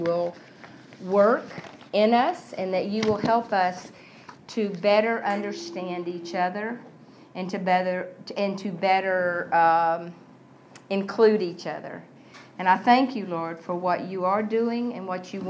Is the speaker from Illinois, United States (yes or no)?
no; Texas, United States; I grew up in Texas